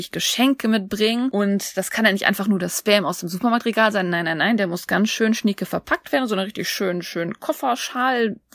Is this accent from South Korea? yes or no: yes; Seoul, South Korea; German is a second language; Nee, ich bin in Seoul aufgewachsen, ich muss nicht reisen.